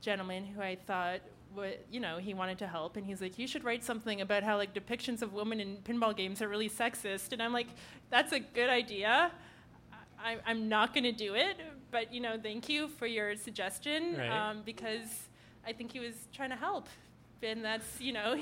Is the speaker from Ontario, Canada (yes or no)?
yes; Ottawa, Ontario, Canada; now in Toronto, Canada; I'm from Ottawa